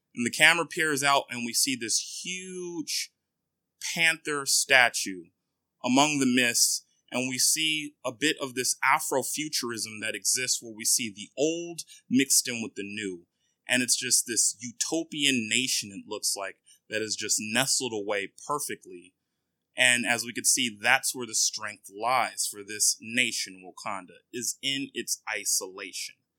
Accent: Nigeria; now in United States; I am Nigerian

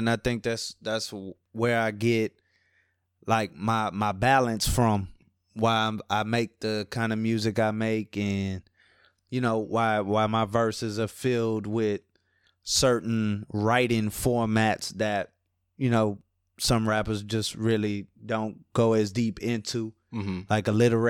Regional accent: New Orleans, Louisiana, United States; Yeah, that's right, man. From New Orleans, Louisiana, Ninth Ward to be exact. You know, I've been back and forth here to New Orleans and, I'm like Cali's adopted kid, man.

